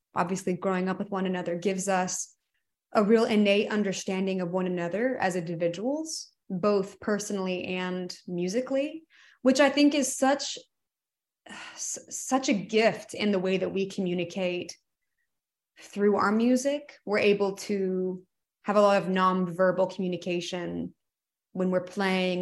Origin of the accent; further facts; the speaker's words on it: Georgia, United States; moved away as an adult; growing up in Georgia